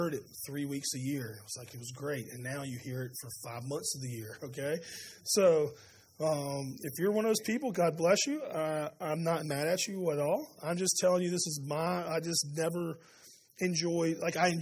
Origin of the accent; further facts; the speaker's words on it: Spartanburg, South Carolina, United States; I grew up in Spartanburg